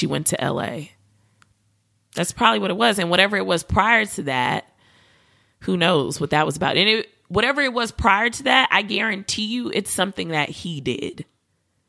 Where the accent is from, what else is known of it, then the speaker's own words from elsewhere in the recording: New York, United States; I'm from New York too